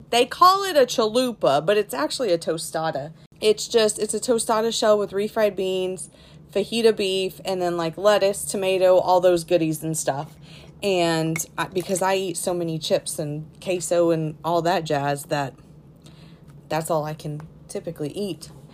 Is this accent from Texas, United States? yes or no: yes; Texas, United States; I'm a Tex Mex person, obviously, growing up in Texas.